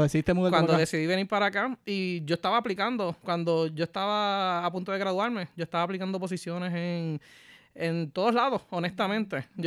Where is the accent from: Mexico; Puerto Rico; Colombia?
Puerto Rico; Ponce; moved away as an adult; also born or lived in Hatillo, Puerto Rico / Arecibo, Puerto Rico; now in United States; yo viví en varias partes de Puerto Rico, pero la, primera impresión lo que digo es soy de Ponce